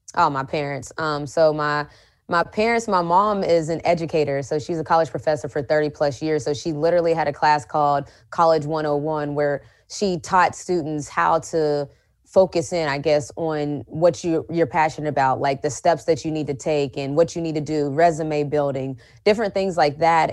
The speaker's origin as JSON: {"language": "English", "region": "West Virginia", "country": "United States", "tie": "born or raised there", "said": "growing up in West Virginia"}